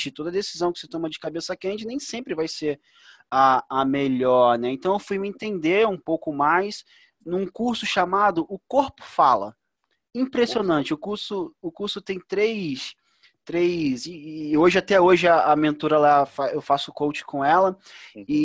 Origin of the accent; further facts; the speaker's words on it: Duque de Caxias, Rio de Janeiro, Brazil; Eu sou de Caxias, né?